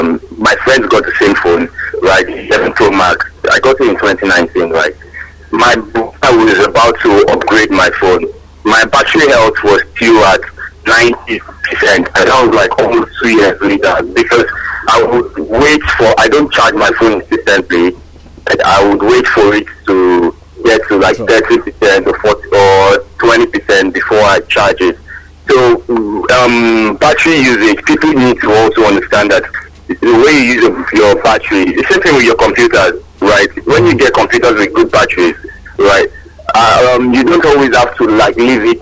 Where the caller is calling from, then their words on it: Akobo, Oyo, Nigeria; I'm calling from Akobo.